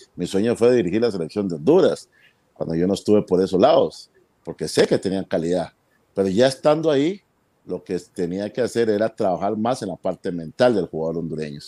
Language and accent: Spanish; Costa Rica; estaba en una escuela de fútbol acá en mi país y pues me toca desde los 15 años ser eh, jugador de la, de la, selección infantil de, de Costa Rica